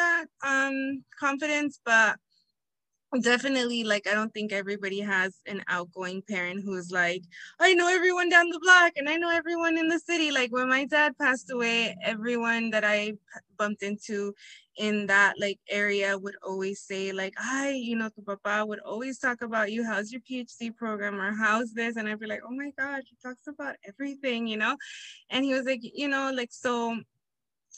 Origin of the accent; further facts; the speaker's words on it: Inglewood, California, United States; also born or lived in Humboldt State, Northern California; I was raised in Inglewood, California